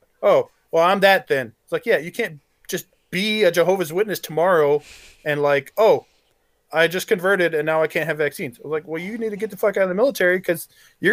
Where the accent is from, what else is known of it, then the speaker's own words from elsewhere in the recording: Arkansas, United States; I grew up in Arkansas and I was persecuted for my religion because they're all Southern Baptists and they hate Catholics.